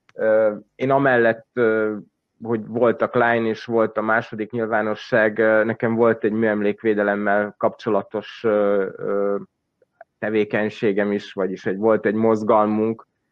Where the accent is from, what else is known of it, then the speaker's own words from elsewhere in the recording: Subotica, Vojvodina, Serbia; Szabadkán élek, Szabadkai vagyok